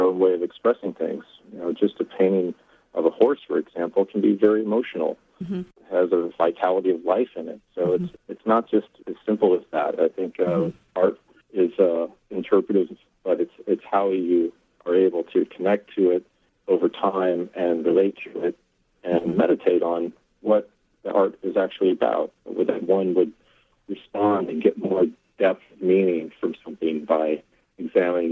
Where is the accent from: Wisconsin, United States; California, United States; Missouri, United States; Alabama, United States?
Missouri, United States; now in New York City, United States; I grew up in Missouri.